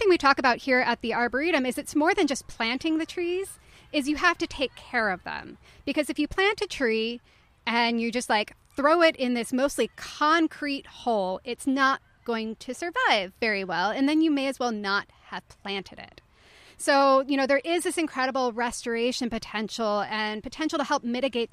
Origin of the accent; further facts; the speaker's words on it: the Appalachians, United States; I grew up in the Appalachians